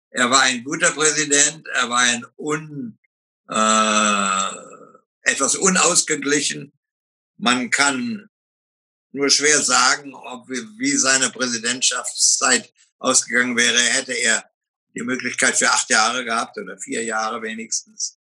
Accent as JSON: {"language": "German", "town": "Oranienburg", "region": "Brandenburg", "country": "Germany", "tie": "born there", "said": "Ich bin in Oranienburg geboren"}